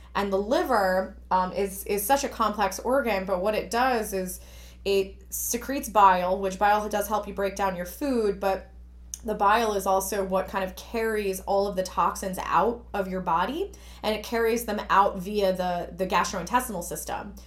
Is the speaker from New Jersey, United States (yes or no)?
yes; Newark, New Jersey, United States; I grew up in Newark, which was, you know, quite industrial